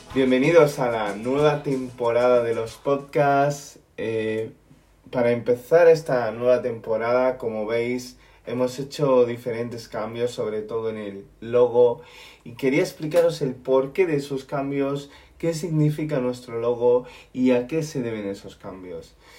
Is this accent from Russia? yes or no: no; Spain; yo soy español